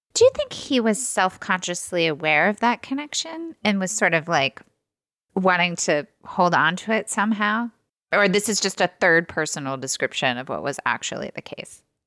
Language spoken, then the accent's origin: English; Midwest, United States; now in Ohio, United States; I'm Midwestern